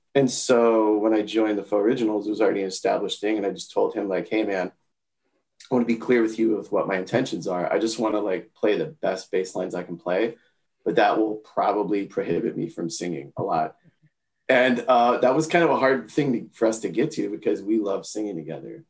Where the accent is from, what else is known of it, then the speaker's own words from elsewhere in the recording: Palm Beach County, Florida, United States; I grew up in Palm Beach County, Florida